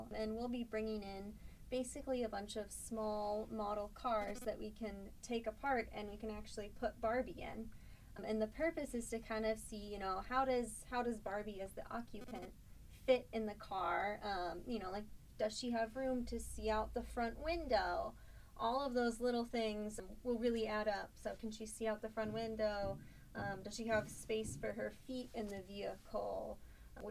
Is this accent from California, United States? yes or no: yes; Northern California, United States; moved away as an adult; now in Michigan, United States; I'm from Northern California, though, so very different council than your guys' council over here in Michigan